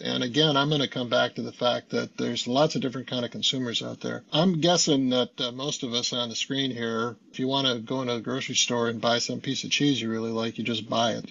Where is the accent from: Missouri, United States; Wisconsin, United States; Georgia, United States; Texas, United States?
Wisconsin, United States; west of Milwaukee, southeastern; moved away; I drive due west of Milwaukee and, and my hometown where I lived in the 50s and 60s